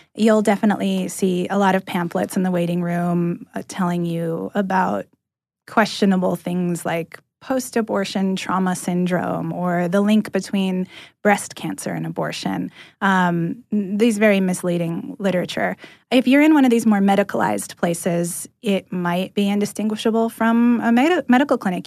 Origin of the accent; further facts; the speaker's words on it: California, United States; moved away as an adult; now in Atlanta, United States; I'm from California originally, and I landed in Atlanta about a year and a half ago